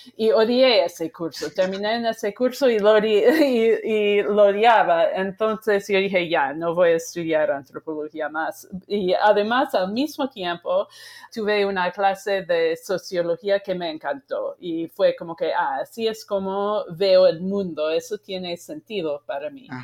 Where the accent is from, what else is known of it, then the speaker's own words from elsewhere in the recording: Sheboygan, Wisconsin, United States; yo crecí en Wisconsin, en un pueblo que se llama Sheboygan